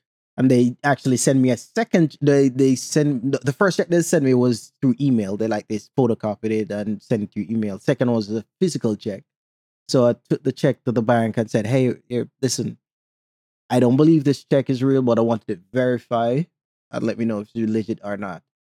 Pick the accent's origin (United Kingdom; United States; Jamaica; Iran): Jamaica; So I put on my Jamaican accent and told him, don't call about this number again. And they were surprised that another Jamaican was on there.